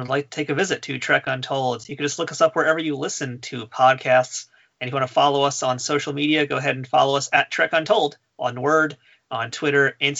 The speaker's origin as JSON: {"language": "English", "town": "New York City", "region": "New York", "country": "United States", "said": "I'm a New Yorker."}